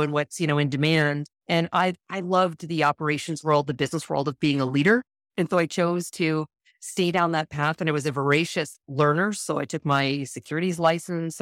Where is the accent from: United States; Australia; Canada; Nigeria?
Canada; Western Canada; moved away as an adult; also born or lived in Toronto, Canada; I'm originally from Canada, so I moved across from western to eastern Canada, I lived in Toronto